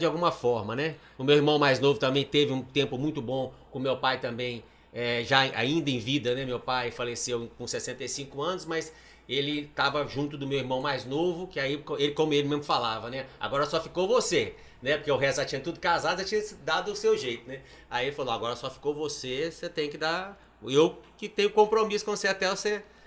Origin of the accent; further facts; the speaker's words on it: Manhumirim, Minas Gerais, Brazil; moved away; na região lá de Manhumirim, que é minha terra natal